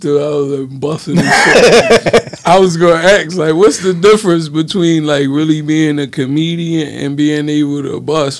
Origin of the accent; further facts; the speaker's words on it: Philadelphia, Pennsylvania, United States; I'm from North, but, like, I'm well a Philadelphian